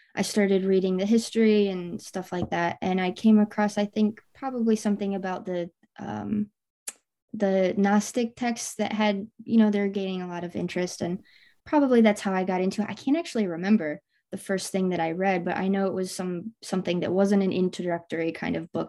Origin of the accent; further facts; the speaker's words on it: Michigan, United States; I, I grew up in Michigan